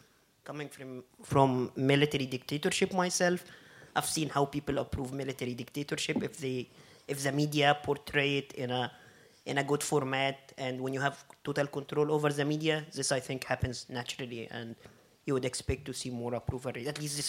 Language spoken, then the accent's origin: English; Egypt; English is a second language; now in Berlin, Germany; I'm …. I'm from Egypt, living in Berlin.